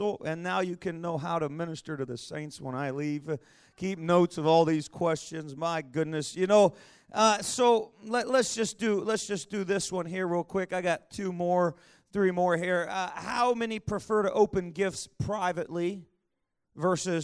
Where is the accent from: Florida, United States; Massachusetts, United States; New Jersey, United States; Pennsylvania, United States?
Pennsylvania, United States; Pittsburgh; moved away; I was born in Pittsburgh, Pennsylvania